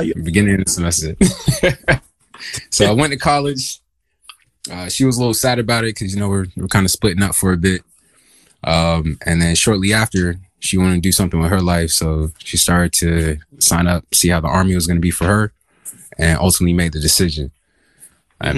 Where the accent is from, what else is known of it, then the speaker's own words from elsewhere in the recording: Augusta, Georgia, United States; also born or lived in Dahlonega, Georgia; I'm originally from Augusta, Georgia